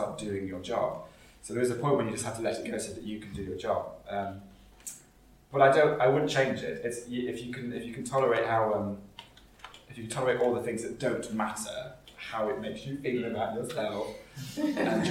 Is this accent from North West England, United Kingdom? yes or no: no; Nottinghamshire, East Midlands, United Kingdom; moved away as an adult; also born or lived in Kennington, London; now in London, United Kingdom; my hometown in Nottinghamshire